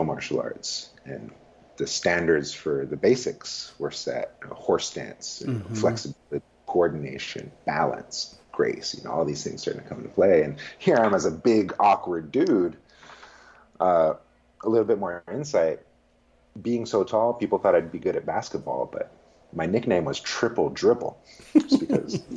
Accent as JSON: {"language": "English", "town": "Richmond", "region": "California", "country": "United States", "tie": "born or raised there", "said": "I was raised in Richmond, California, off steak and low-fat milk"}